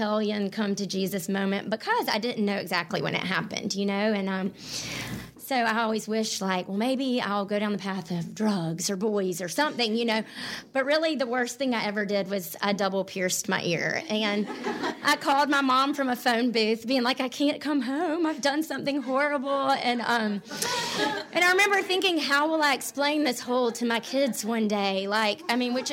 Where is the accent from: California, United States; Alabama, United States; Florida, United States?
Alabama, United States; Mountain Brook; I grew up here in Birmingham in Mountain Brook